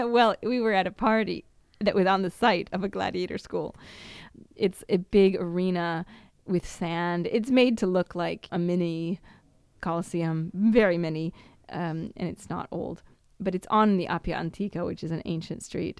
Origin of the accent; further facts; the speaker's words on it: Washington, United States; moved away as an adult; now in Italy; was born in Washington State and my passport says I was born in Washington